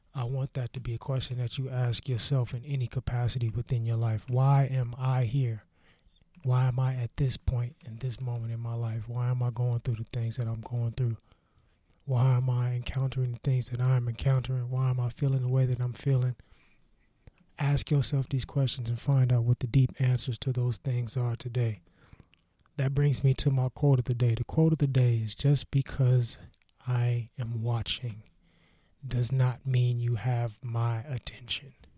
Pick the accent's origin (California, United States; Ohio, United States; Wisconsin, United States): California, United States; the Bay Area; I was growing up in the Bay